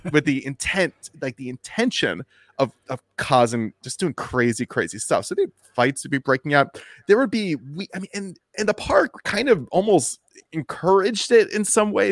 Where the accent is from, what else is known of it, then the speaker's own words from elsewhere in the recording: United States; I'm from, uh, near Washington, D C